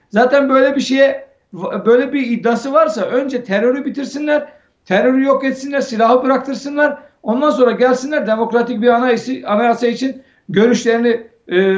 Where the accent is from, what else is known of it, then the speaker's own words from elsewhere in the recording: Turkey; Bakınız ben bir Kürt olarak söylüyorum. Bir Kürt belediye başkanı olarak söylüyorum.